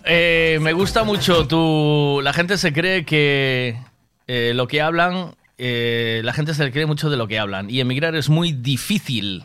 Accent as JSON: {"language": "Spanish", "town": "Tui", "region": "Galicia", "country": "Spain", "moved": "yes", "said": "Yo, soy de Tui, me vine para aquí, yo eh, mi vida está en Tui"}